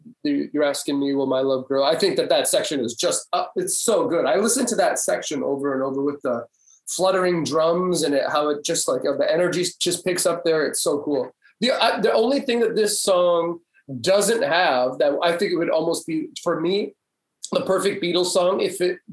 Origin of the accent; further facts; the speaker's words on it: Comox Valley, Vancouver Island, British Columbia, Canada; moved away; also born or lived in Montreal; I grew up on Vancouver Island. That's right, in the Comox Valley